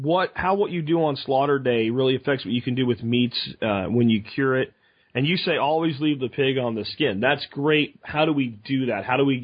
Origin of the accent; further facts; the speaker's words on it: Texas, United States; I'm from Texas where grass-fed beef is everywhere